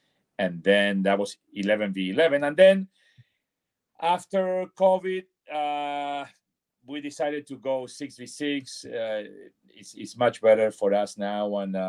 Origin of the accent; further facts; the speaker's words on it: Argentina; moved away; because I moved from Argentina to Hoboken in 1980.